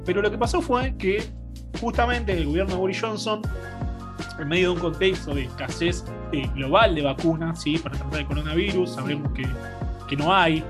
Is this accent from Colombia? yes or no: no; Argentina; nosotros como Argentina